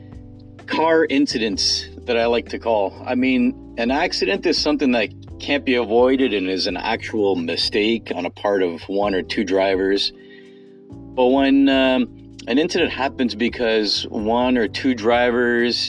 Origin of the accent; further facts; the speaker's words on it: Toronto, Ontario, Canada; I'm specifically from the Greater Toronto Area